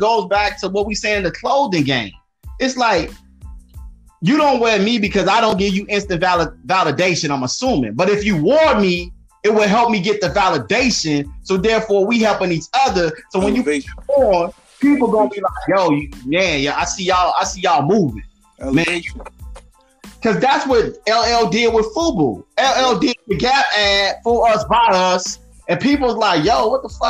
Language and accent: English; Chicago, Illinois, United States; I'm from Chicago